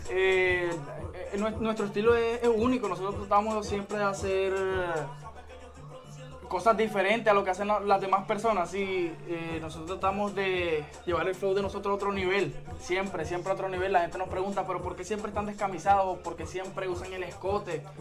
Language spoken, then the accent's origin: Spanish; Maracaibo, Zulia, Venezuela; nosotros somos de Maracaibo.